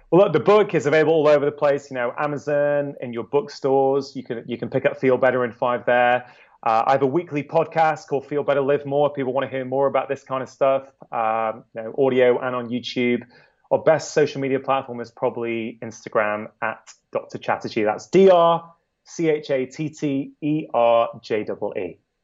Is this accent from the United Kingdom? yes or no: yes; United Kingdom; As a Brit